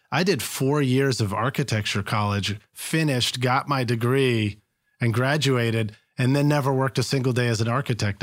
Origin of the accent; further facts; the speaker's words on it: Boston, Massachusetts, United States; moved away; I'm from Boston originally